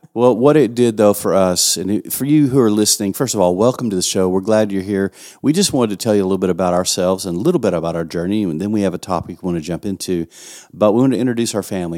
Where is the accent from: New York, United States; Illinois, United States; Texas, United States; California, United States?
Texas, United States; West; accent: West Texan; West Texan as I am